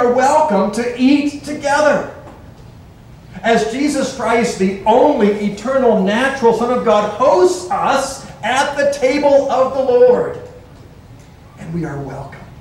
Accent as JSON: {"language": "English", "town": "Lynden", "region": "Washington", "country": "United States", "tie": "born or raised there", "said": "When I was growing up in Linden, Washington"}